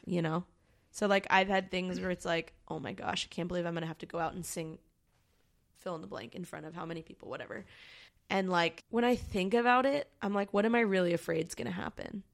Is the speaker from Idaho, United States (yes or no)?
no; Baltimore, Maryland, United States; moved away as an adult; now in Long Beach, United States; I'm from Baltimore, Maryland, originally, and I moved to Long Beach. Actually, I moved to California, um, ten years ago.